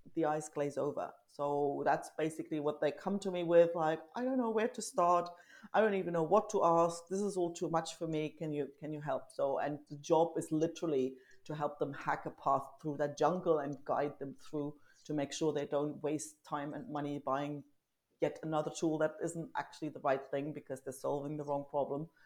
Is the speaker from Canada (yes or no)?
no; East Germany, Germany; also born or lived in south of Spain; now in Spain; I grew up in East Germany, like literally mm-hmm. behind the wall.